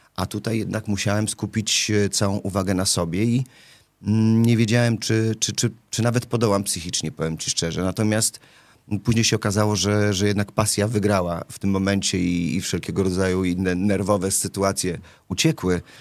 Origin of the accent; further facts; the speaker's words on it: Łódź, Łódź Voivodeship, Poland; moved away; jestem e, rodowitym łodzianinem, bo tam się urodziłem